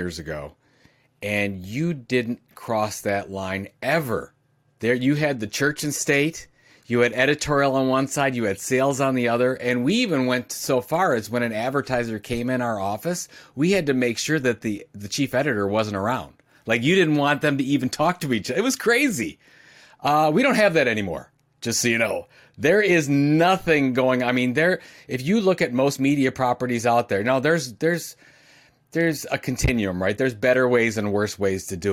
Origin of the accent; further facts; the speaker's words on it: Cleveland, Ohio, United States; I'm from Cleveland, Ohio